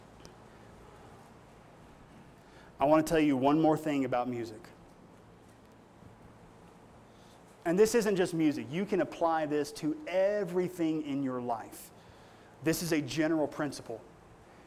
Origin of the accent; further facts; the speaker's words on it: Appalachia, United States; I come from the Appalachian Mountains